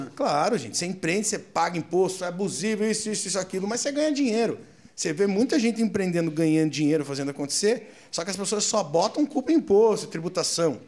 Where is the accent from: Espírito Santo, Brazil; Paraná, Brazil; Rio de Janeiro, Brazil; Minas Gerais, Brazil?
Paraná, Brazil; Curitiba; also born or lived in Foz do Iguaçu; now in São Paulo, Brazil; eu sou curitibano porque eu fui com meses de vida para Curitiba, eu fui criado em Curitiba